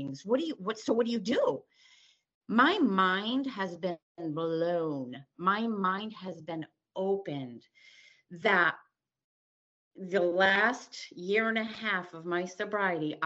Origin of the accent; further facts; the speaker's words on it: Connecticut, United States; I'm from Connecticut. You're talking to me in Connecticut.